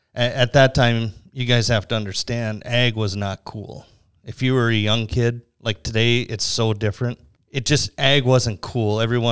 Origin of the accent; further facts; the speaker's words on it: Red Lake Falls, Minnesota, United States; I grew up in Red Lake Falls, Minnesota, which is up by Crookston. My family still farms up there.